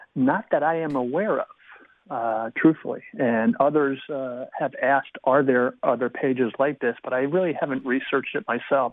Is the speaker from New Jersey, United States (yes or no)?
yes; New Jersey, United States; now in Columbus, United States; Originally, I'm from New Jersey